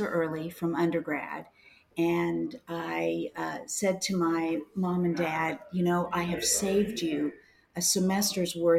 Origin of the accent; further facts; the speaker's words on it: Kansas City, Missouri, United States; also born or lived in New Orleans; I am from Kansas City. I was born here and went to school here.